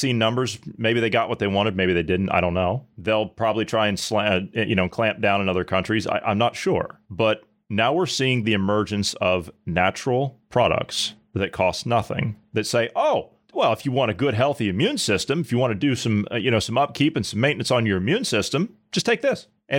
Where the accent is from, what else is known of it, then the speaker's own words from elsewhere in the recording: Ohio, United States; my home state of Ohio